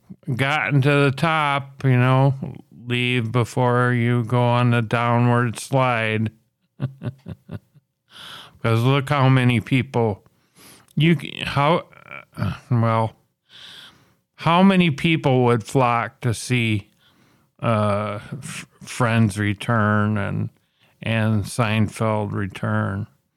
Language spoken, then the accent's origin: English; Minnesota, United States; But it's even a lot better than my home state of Minneapolis